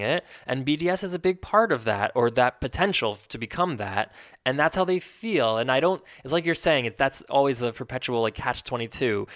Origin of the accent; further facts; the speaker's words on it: United States; as we are American citizens, raised on American values of openness and free speech